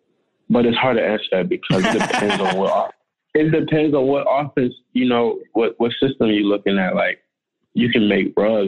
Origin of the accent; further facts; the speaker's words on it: Maryland, United States; we grew up in Maryland, so in the wintertime, we got cold winters.